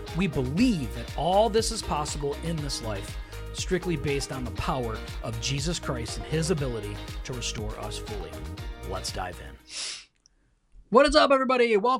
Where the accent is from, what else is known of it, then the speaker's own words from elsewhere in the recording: Michigan, United States; we got to watch a football game because we are from Michigan.